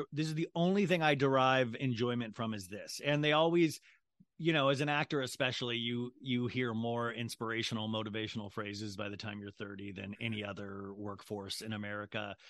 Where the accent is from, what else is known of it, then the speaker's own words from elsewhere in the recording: Kansas, United States; moved away; I grew up in Kansas